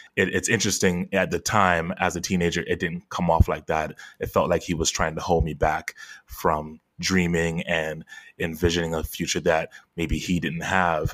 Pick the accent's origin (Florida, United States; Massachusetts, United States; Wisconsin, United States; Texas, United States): Florida, United States; Fort Lauderdale; also born or lived in Queens, New York; I was born in Queens, New York, but raised in Fort Lauderdale